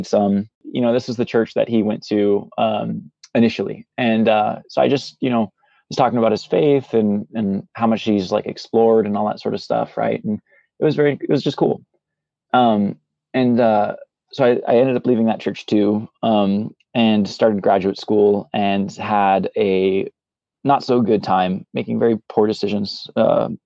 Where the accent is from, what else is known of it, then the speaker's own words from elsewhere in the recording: Central Valley, California, United States; now in Southern California, United States; I was born in Central Valley, California, where all the farmlands are